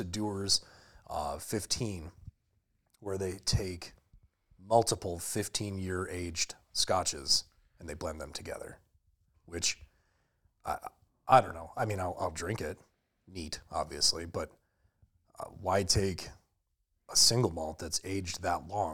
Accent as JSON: {"language": "English", "region": "Western New York", "country": "United States", "tie": "born or raised there", "also_born_or_lived": "Boston, Massachusetts", "said": "is originally from the Northeast and moved out here to the lovely, gray, barren wasteland of Western New York in early elementary school."}